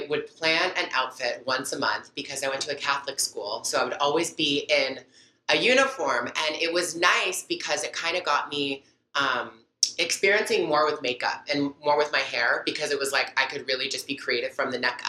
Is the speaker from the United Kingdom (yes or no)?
no; Toronto, Ontario, Canada; also born or lived in Montreal, Quebec / Burlington, Ontario / Mississauga, Ontario; was born in Montreal, Canada, and I grew up in Burlington, Mississauga, Toronto